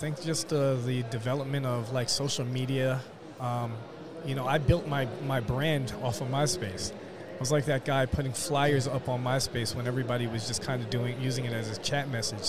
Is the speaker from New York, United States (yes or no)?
yes; New York City, New York, United States; moved away as an adult; now in Fort Myers, United States; Originally from New York, right in the city. Really? Yeah, born and raised.